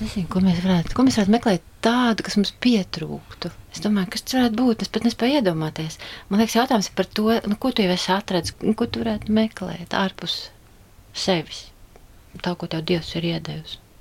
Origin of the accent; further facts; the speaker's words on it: Saldus, Saldus Municipality, Latvia; moved away as an adult; also born or lived in Riga; Es esmu dzimusi saldinieks, arī dzimusi un dzīvoju šajā mājā